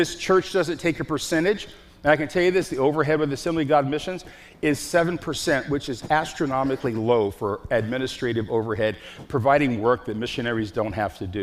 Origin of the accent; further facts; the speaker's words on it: Chicago, Illinois, United States; I'm from Chicago